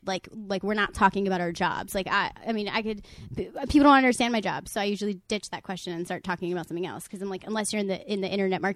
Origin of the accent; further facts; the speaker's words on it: New York, United States; I'm from New York